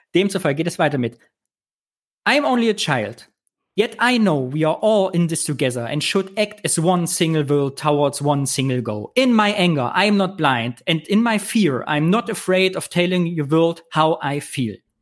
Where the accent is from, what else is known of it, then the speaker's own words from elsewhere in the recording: Kyffhäuserkreis, Thuringia, Germany; im Küffhäuserkreis, wo ich herkomme